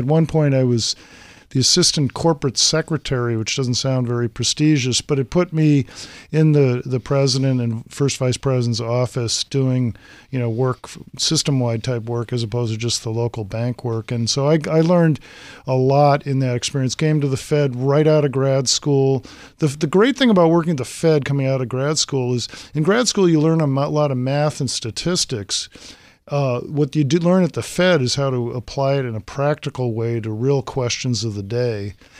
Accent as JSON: {"language": "English", "region": "Massachusetts", "country": "United States", "tie": "born or raised there", "said": "So I was a history buff as a kid … growing up in Massachusetts."}